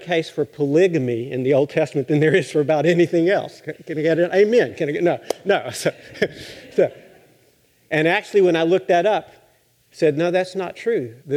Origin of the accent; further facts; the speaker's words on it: Littlefield, Texas, United States; I grew up in the Methodist Church in the panhandle of Texas. Littlefield is my hometown